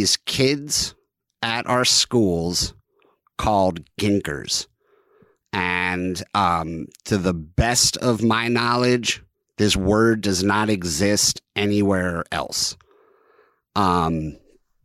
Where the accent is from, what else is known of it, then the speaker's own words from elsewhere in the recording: East Brunswick, New Jersey, United States; I grew up in a town called East Brunswick.